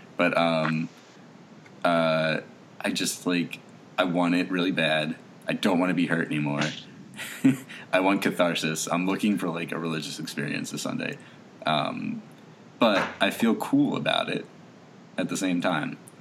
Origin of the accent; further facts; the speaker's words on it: across the river from Philadelphia, New Jersey, United States; I was born in Philly and raised right across the river from it